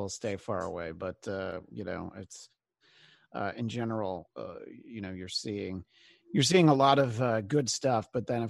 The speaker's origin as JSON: {"language": "English", "region": "New York", "country": "United States", "tie": "born or raised there", "moved": "yes", "said": "I grew up in New York"}